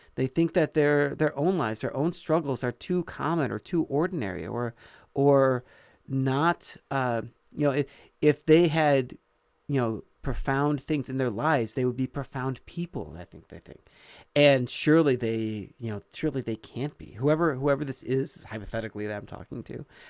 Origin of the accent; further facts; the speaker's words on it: Illinois, United States; when we moved to where I did most of my growing up in Michael, Illinois, um, I was, uh, mm, five, six, seven years old